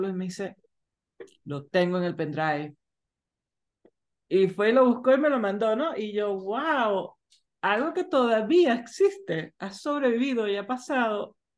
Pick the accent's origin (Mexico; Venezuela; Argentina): Venezuela; moved away; Yo cuando, yo cuando yo me vine de Venezuela cargando mi paquete de CDs, ¿no?